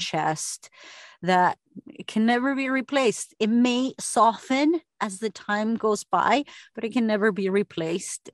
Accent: Argentina; now in United States; I was the first of s, s, eight kids to graduate here in the U S because I'm from Argentina

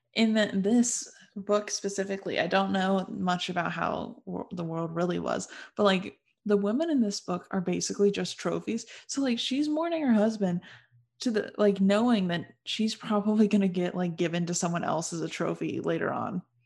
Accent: United States; being an American

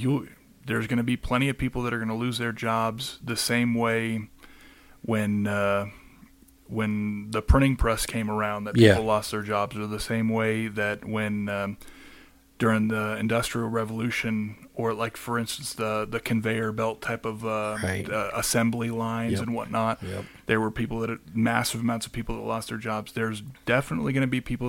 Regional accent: Phoenix, Arizona, United States; now in Colorado, United States; I was born and raised in Phoenix, Arizona.

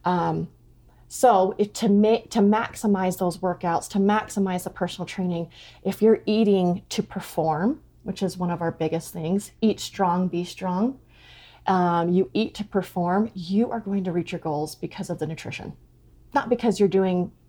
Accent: Rigby, Idaho, United States; moved away as an adult; also born or lived in Oregon; I'm originally from Rigby, but we moved back to Idaho

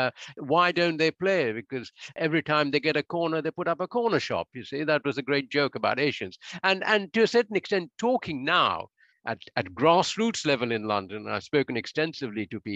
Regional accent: India; moved away; I grew up in India, and I played football at my Jesuit school.

